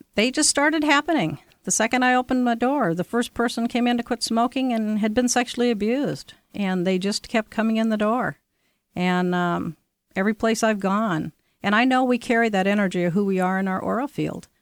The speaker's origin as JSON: {"language": "English", "area": "Orcas Island, San Juan Islands", "region": "Washington", "country": "United States", "tie": "born or raised there", "said": "I grew up on Arcus Island and the San Juan Islands"}